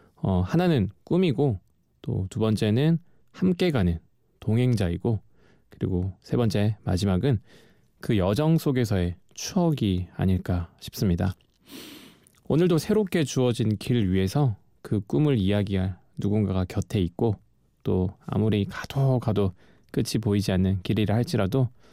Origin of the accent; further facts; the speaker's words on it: Geoje, South Gyeongsang, South Korea; moved away as an adult; 저는 거제도라는 섬에서 태어나서 20년을 어, 거기서 예, 살았었어요.